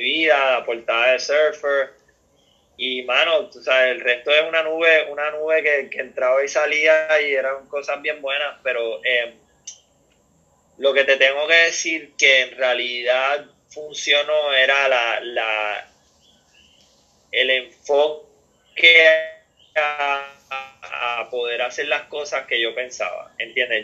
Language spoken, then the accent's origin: Spanish; Puerto Rico; lo que nosotros podíamos hacer como puertorriqueños